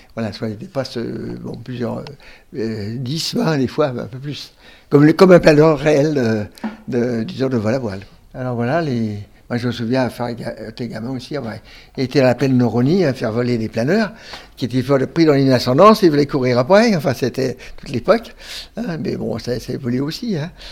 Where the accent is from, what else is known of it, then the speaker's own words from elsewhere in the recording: Montreuil, Île-de-France, France; also born or lived in Romainville; on habitait Romainville à l'époque, en 1940, en 1939, pardon. Et à la fin de 40, après, on est revenu d'Exode, on est, on, est, venu à Montreuil